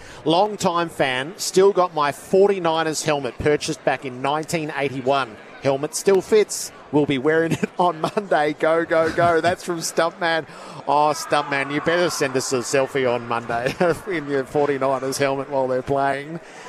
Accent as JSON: {"language": "English", "town": "Craigieburn", "region": "Victoria", "country": "Australia", "said": "From Craigie Byrne. I chose to support the Green Bay Packers for their green and yellow colours, being Aussie."}